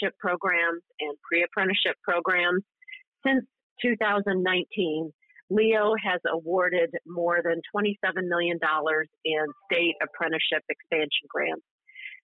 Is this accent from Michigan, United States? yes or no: yes; Clio, Michigan, United States; I grew up in Clio, Michigan